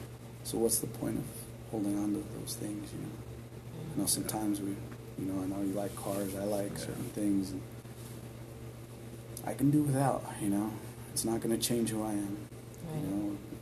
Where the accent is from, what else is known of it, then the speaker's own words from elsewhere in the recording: Denver, Colorado, United States; you know where I grew up in Swansea, and how bad it was.